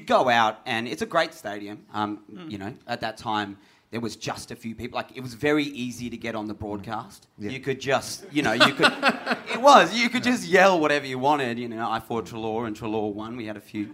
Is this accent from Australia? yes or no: yes; Perth, Western Australia, Australia; moved away as an adult; now in Sydney, Australia; I grew up in Perth